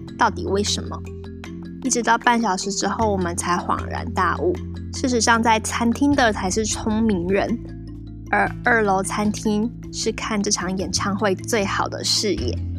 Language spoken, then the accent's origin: Chinese; Taiwan; 而身为中国人、台湾人